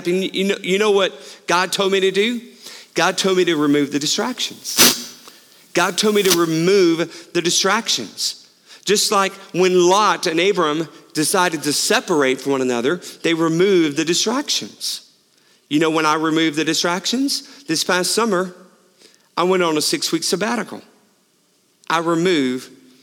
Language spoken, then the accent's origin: English; Houston, Texas, United States; I grew up in Houston